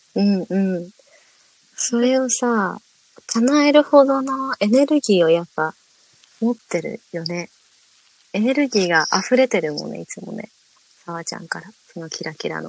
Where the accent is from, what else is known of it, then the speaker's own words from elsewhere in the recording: Sapporo, Hokkaido, Japan; now in Zenibako, Japan; 私たちは2人とも札幌出身のミュージシャン